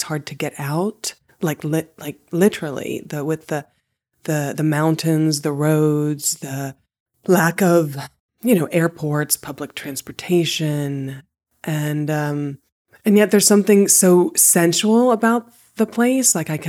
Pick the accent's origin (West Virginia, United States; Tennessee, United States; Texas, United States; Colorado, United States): West Virginia, United States; moved away; I was born and raised in West Virginia.